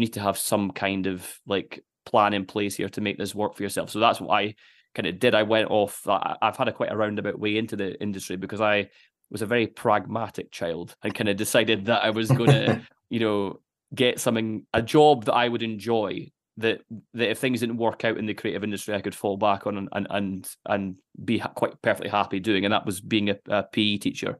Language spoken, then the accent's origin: English; Dundee, Scotland, United Kingdom; growing up in Dundee